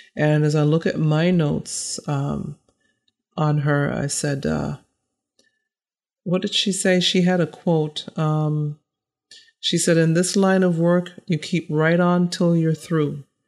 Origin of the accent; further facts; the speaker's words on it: Massachusetts, United States; I grew up in Massachusetts